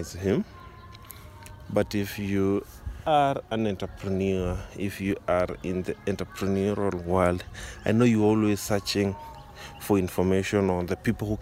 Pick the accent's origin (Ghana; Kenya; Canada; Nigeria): Kenya; I'm from Kenya